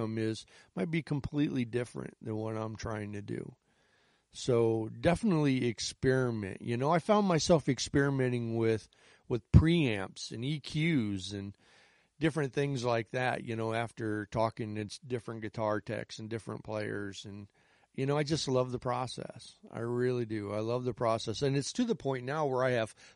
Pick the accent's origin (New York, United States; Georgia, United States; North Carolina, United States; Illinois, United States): Illinois, United States; Chicago; I'm from the Chicago area. I've lived outside the city of Chicago on and off my entire life.